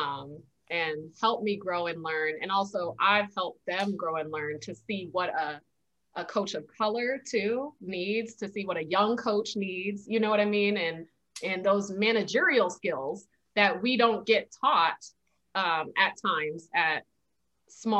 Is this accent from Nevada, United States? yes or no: yes; Las Vegas, Nevada, United States; moved away as an adult; also born or lived in Atlanta; I'm from Las Vegas, Nevada